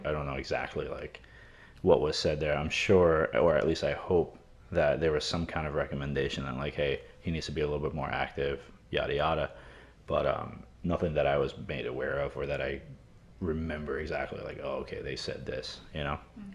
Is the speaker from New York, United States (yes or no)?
yes; New York City, New York, United States; growing up in New York